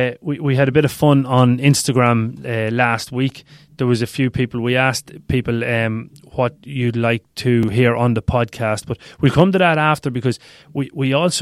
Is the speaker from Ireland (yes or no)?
yes; Cavan, Ulster, Ireland; When I was growing up in Cavan Town, and I was kicking ball against the Telecom Éireann building on the street